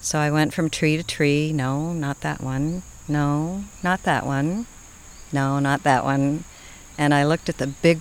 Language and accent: English; Boston, Massachusetts, United States; moved away as an adult; now in southern Indiana, United States; I'm from Boston